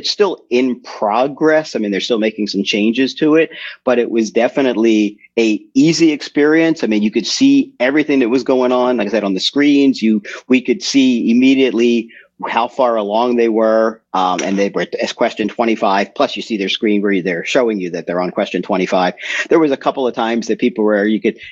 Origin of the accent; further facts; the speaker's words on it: Philadelphia, Pennsylvania, United States; also born or lived in New Hampshire; now in New Durham, United States; I got licensed in Pennsylvania, and now I live up in New Hampshire